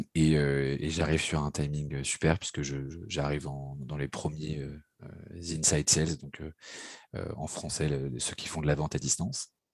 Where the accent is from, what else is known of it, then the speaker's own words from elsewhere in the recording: Paris, Île-de-France, France; je suis parisien, j'ai grandi et vécu à, Paris